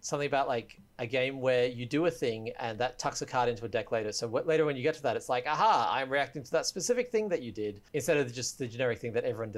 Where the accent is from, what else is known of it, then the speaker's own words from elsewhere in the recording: Australia; I'm Australian.